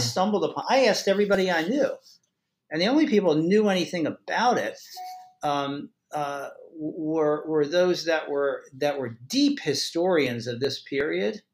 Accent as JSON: {"language": "English", "region": "Maryland", "country": "United States", "said": "I'm from Maryland"}